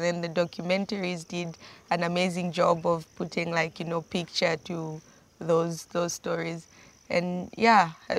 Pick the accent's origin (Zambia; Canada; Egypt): Zambia; Mazabuka, Southern Province; also born or lived in Luangwa Valley, Zambia; So I was born in southern Zambia, in a small sugarcane plantation town called Mazabuka. And then I moved here to the Luangwa Valley when I was 12